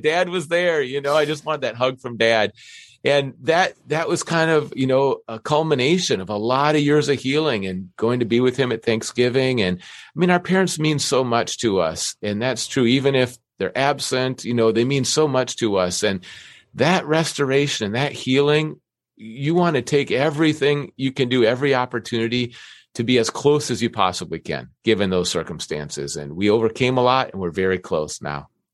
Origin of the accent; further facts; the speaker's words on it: Minnesota, United States; I grew up in Minnesota